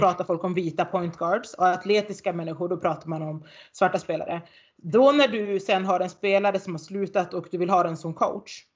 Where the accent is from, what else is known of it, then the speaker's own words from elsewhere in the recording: Norrland, Sweden; accent: Norrländska; här uppe så brer jag på min norrländska